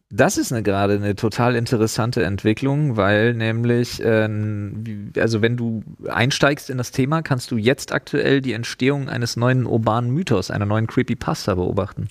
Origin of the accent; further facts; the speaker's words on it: East Germany, Germany; also born or lived in Storkow; Ich bin Ossi.